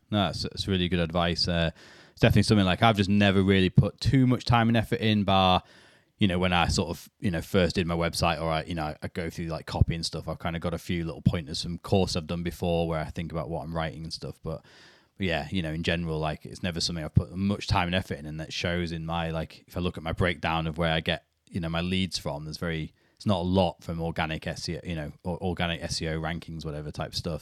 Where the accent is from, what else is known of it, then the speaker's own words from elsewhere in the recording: United Kingdom; being British